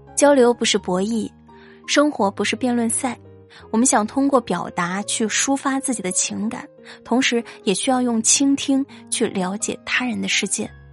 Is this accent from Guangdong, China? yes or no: yes; Guangdong, China; 我是潮汕人，估计大部分出生在潮汕家庭的孩子都会有明显的感觉